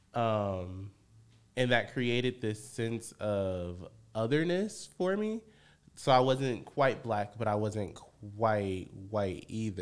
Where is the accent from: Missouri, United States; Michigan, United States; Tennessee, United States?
Michigan, United States; Benton Harbor; moved away as an adult; now in Chicago, United States; I'm born and raised in Benton Harbor, Michigan.